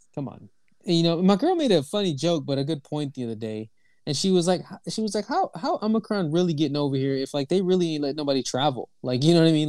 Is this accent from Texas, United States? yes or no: yes; Houston, Texas, United States; moved away as an adult; now in Toronto, Canada; I'm from Texas, right? I'm originally from Houston, Texas